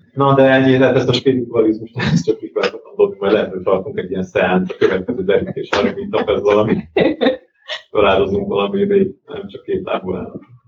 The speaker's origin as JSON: {"language": "Hungarian", "country": "Hungary", "said": "magyarok vagyunk"}